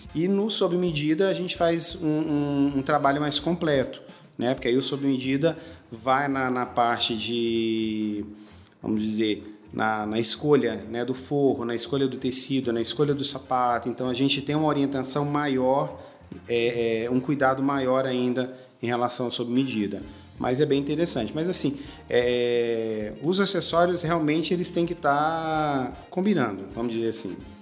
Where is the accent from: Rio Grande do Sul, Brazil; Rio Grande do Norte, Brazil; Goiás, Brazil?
Goiás, Brazil; Goiânia; moved away as an adult; now in Brasília, Brazil; eu sou de Goiânia, né? Morava, morava em Goiânia e eu vim para Brasília há mais ou menos 12 anos